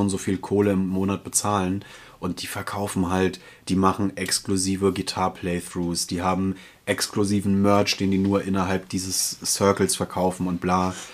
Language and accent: German; Germany; moved away; Frankfurt auch so ein bisschen meine alte Heimat, in Anführungsstrichen, so die, die große Metropole in der Nähe meiner Heimat